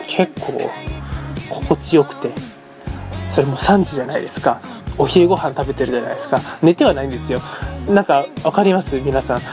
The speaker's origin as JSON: {"language": "Japanese", "region": "Hiroshima", "country": "Japan", "tie": "born or raised there", "said": "まあ僕ここ広島の出身でですね"}